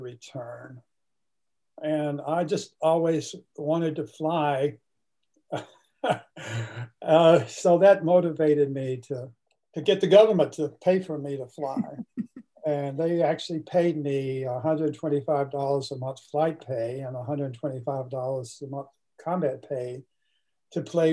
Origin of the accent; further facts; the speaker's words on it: Fitzgerald, Georgia, United States; I was born in the Deep South in a town called Fitzgerald, Georgia